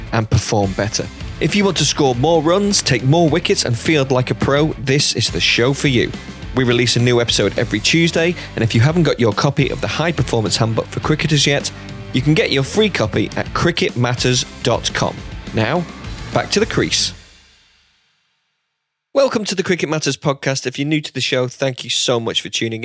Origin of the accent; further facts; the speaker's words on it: England, United Kingdom; I'm English